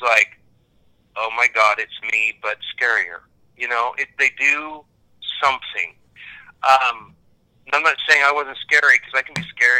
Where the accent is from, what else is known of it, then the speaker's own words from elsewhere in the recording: Kansas, United States; now in Dallas, United States; I'm an American from Kansas